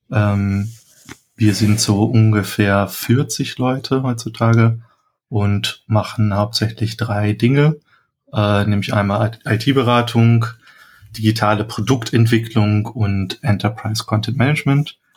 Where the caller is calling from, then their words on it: Hamburg, Germany; Genau, also ich bin aus Hamburg zugeschaltet